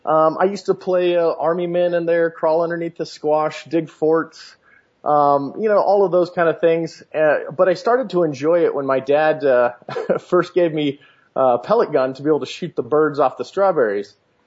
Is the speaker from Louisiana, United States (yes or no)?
yes; Louisiana, United States; I grew up in Louisiana. So as you know, there's no shortage of game there.